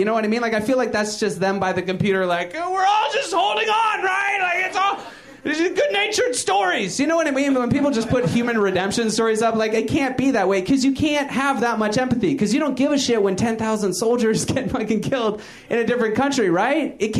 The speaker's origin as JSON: {"language": "English", "town": "Brooklyn", "region": "New York", "country": "United States", "tie": "born there", "said": "Like, I was born in Brooklyn."}